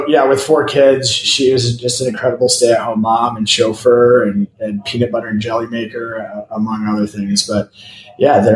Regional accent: Fort Wayne, Indiana, United States; moved away as an adult; also born or lived in Chicago / Venice Beach / Bloomington, Indiana; now in Austin, Texas, United States; I was born in Fort Wayne, Indiana, which is was supposed to be the Chicago of the Midwest. They didn't win that award, but I loved growing up there.

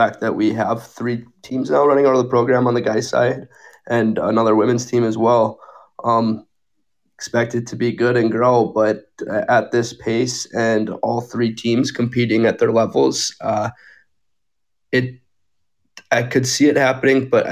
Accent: Northern Minnesota, United States; now in Arizona, United States; I'm from Northern Minnesota too

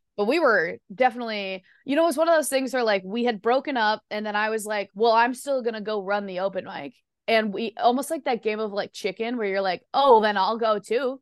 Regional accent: Midwest, United States; I'm like also from the Midwest

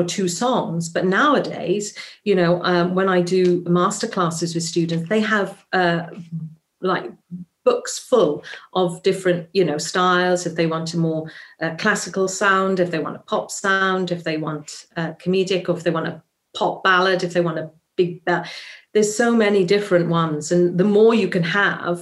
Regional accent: Swansea, Wales, United Kingdom; accent: Welsh; a Welsh accent, which is my hometown, Swansea

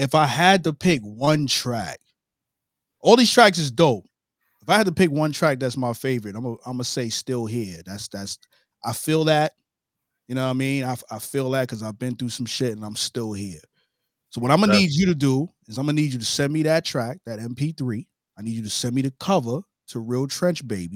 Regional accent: New York City, New York, United States; I'm from Brooklyn, New York

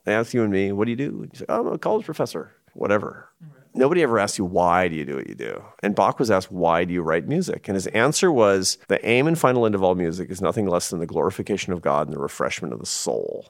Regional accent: Seattle, Washington, United States; I grew up in Seattle, Washington, which is the most progressive place in America

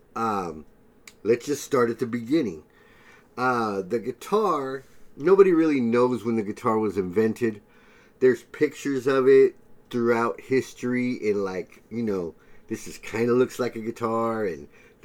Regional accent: San Diego, California, United States; growing up in San Diego

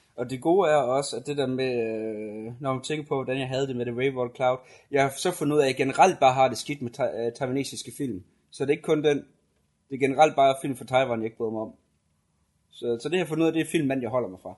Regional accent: Denmark

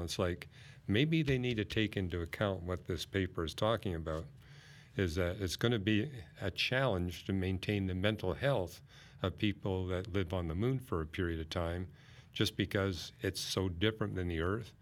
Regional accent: Vancouver, British Columbia, Canada; I grew up in Vancouver, British Columbia

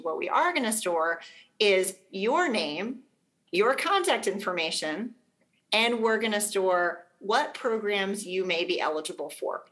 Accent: Arkansas, United States; now in South Carolina, United States; in my home state of Arkansas

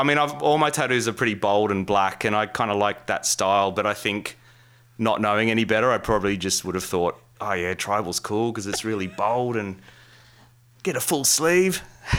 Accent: Campbelltown, New South Wales, Australia; we had this alternative record store near where I was growing up in Campbelltown.

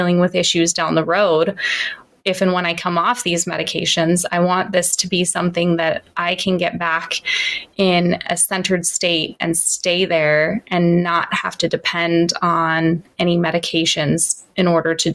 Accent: Santa Cruz, California, United States; I grew up in Santa Cruz in California

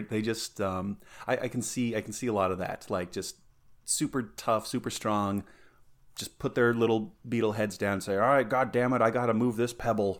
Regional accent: Colorado, United States; also born or lived in Southern California; I was actually born in Southern California. And I lived there until I was five, and then my family moved back to Colorado. That's where my folks were from.

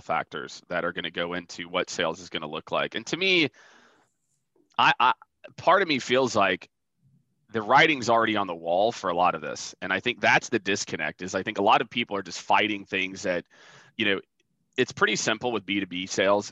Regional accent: rural Iowa, United States; moved away; also born or lived in Nebraska; I was born in Iowa. I lived on a farm. I lived on a feedlot for a while. But the town I was born in had 900 people in the middle of like northwestern Iowa. And I grew up in rural Iowa, Nebraska, the first part of my life

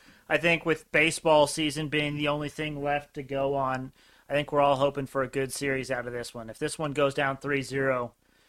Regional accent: Indiana, United States; we're from Indiana, we're Pacers fans.

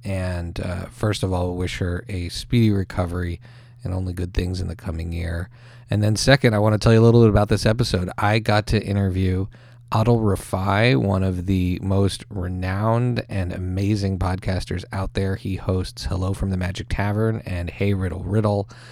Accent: Montreal, Quebec, Canada; also born or lived in United States; I'm American by birth, but I was raised in Montreal

